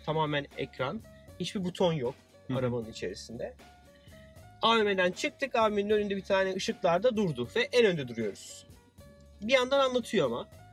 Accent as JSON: {"language": "Turkish", "country": "Turkey", "said": "Dedim Türkiye'liyim"}